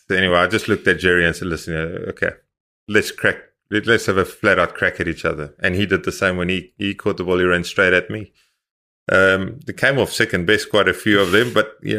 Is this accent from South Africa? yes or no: yes; South Africa; You know, all of a sudden, we as South African build up a resilience and a reputation.